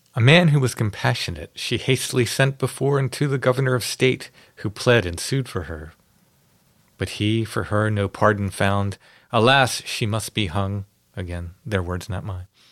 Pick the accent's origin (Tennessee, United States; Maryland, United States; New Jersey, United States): Maryland, United States; growing up in Maryland.